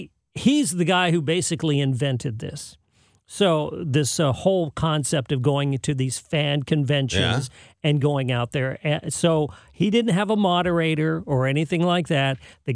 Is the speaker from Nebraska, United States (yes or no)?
no; San Jose, California, United States; I'm from San Jose, California.